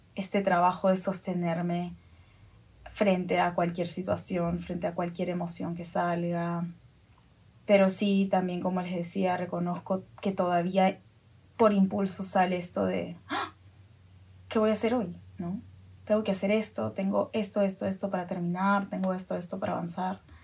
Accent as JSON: {"language": "Spanish", "country": "Peru", "said": "Ahora estoy en mi país, en Perú"}